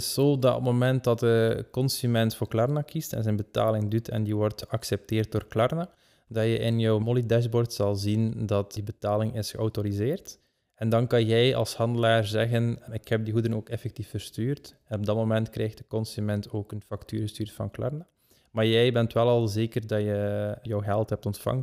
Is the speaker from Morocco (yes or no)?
no; Belgium; wij als Belgen